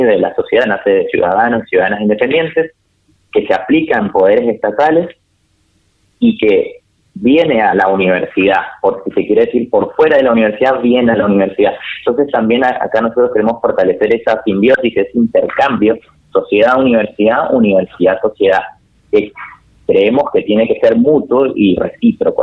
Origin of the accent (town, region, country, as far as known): Argentina